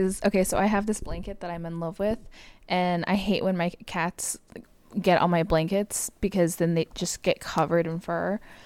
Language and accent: English; Southern California, United States; moved away as an adult; now in Oklahoma, United States; born and raised in Southern California